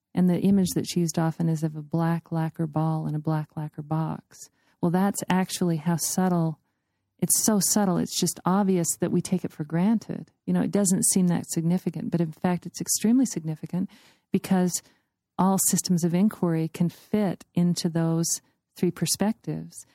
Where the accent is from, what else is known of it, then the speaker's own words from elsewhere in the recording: United States; I'm an American